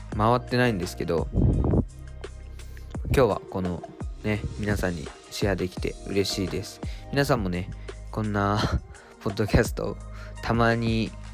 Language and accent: Japanese; Japan; born or raised there; now in Tokyo, Japan